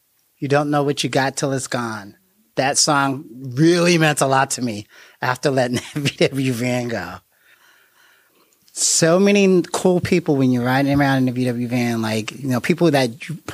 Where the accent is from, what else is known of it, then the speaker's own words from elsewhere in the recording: Jersey City, New Jersey, United States; now in Dayton, United States; I'm from Jersey City, New Jersey, and I live next door to a narcotics detective on my block in Jersey City